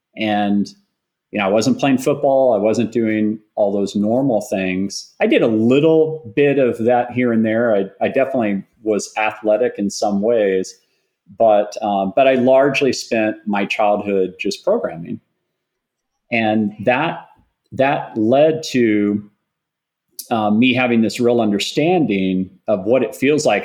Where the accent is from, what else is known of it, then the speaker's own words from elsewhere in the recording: Austin, Texas, United States; a young boy growing up in Austin